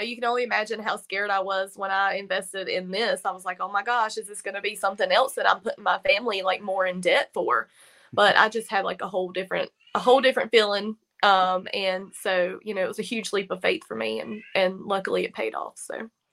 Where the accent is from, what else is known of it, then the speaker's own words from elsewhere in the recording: Virginia, United States; now in North Carolina, United States; I'm actually from Virginia, but, like, here's Virginia line, here's North Carolina line where I am